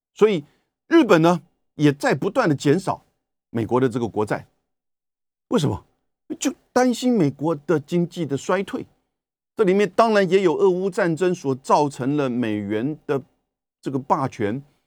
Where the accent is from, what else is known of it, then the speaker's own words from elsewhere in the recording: Taiwan; 美国人的消费习惯跟我们台湾的不一样的